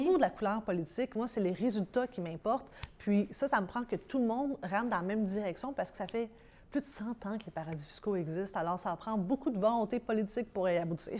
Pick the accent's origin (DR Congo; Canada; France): Canada; Montreal, Quebec; also born or lived in Sherbrooke / Saguenay / Florida; J'ai grandi, oui, à Montréal